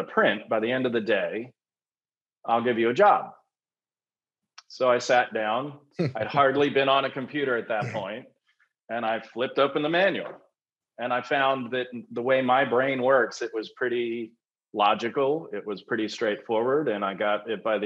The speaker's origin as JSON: {"language": "English", "region": "Maryland", "country": "United States", "tie": "born or raised there", "also_born_or_lived": "New Jersey", "said": "I've been born and raised in Maryland"}